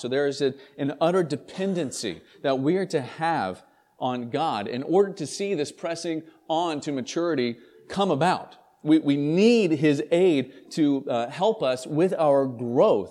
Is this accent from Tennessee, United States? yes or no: yes; East Tennessee, United States; now in St. Albans, Vermont, United States; I grew up in Tennessee, in, in East Tennessee